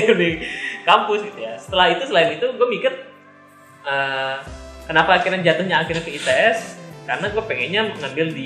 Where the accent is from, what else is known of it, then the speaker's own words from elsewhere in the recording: Bogor, West Java, Indonesia; iya gue orang Bogor